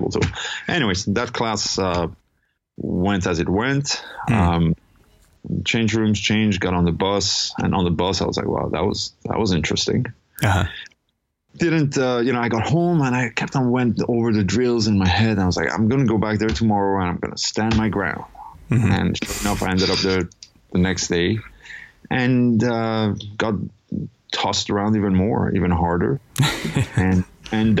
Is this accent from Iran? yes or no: yes; Iran; moved away; also born or lived in Europe / Toronto; I'm originally from Iran. Ended up in Europe for many years before ending up in Toronto.